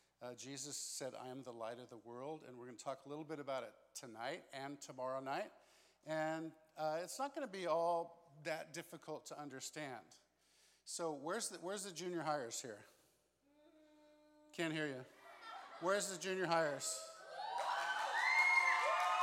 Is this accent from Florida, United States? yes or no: no; Santa Barbara, California, United States; I grew up in Southern California in a town called Santa Barbara